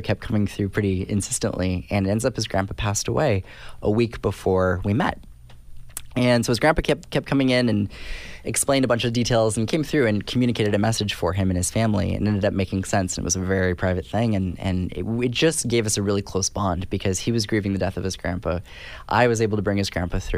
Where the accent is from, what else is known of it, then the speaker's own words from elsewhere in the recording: California, United States; I'm from California, and I went to school in California.